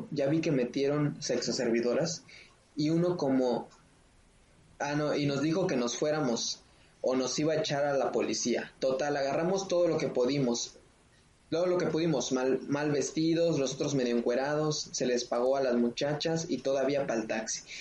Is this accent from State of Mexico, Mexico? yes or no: no; Oaxaca, Mexico; No, como Oaxaqueño falló, ¿eh?